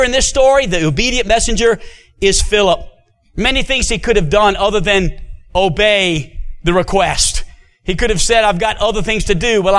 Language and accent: English; New Orleans, Louisiana, United States; now in Hot Springs, United States; I was born and raised in New Orleans, Louisiana